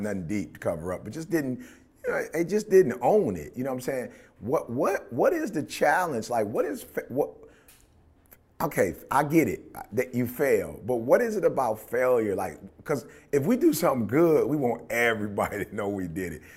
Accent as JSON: {"language": "English", "town": "Detroit", "region": "Michigan", "country": "United States", "tie": "born or raised there", "said": "we grew up in Detroit."}